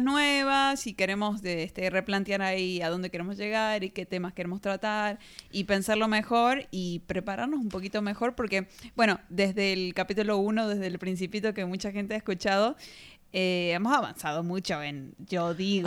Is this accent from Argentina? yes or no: yes; Argentina; de Argentina.